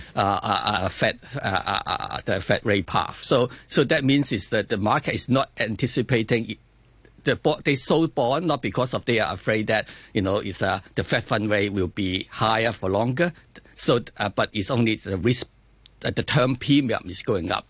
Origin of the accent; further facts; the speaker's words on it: China; I come from China also